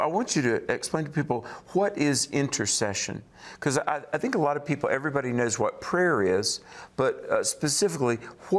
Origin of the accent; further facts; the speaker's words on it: United States; my home country of America